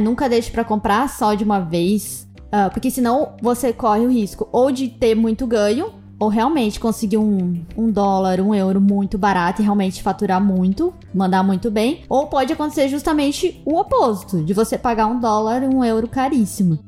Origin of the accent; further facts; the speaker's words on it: Brazil; nós que somos do Brasil